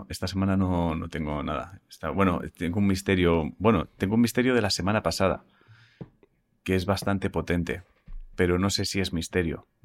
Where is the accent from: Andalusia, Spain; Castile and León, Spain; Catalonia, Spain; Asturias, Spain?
Andalusia, Spain; Málaga; now in Switzerland; aunque soy malagueña, llevo más de 30 años viviendo en Suiza.